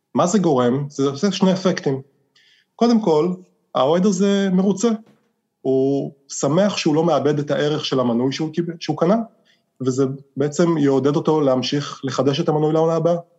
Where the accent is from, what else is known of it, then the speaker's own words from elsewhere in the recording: Israel; moved away as an adult; now in United States; כישראלי שגדל בישראל